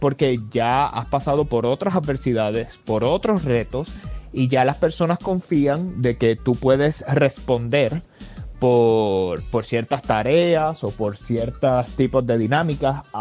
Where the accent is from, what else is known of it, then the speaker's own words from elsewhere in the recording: Puerto Rico; now in Los Angeles, United States; Yo me mudé de Puerto Rico para Los Ángeles y eso pues de por sí ya crea ciertas adversidades y retos.